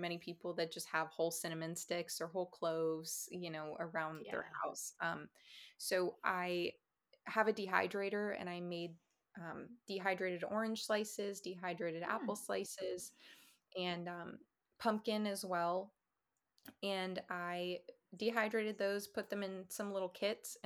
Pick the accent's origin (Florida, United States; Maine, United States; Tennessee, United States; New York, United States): Florida, United States; moved away; I'm from Florida